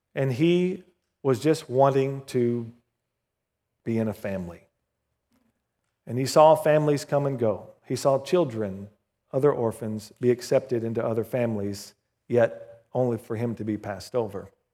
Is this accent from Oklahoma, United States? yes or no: yes; Southern Oklahoma, United States; When I was growing up in Southern Oklahoma, our little country church called Victory Chapel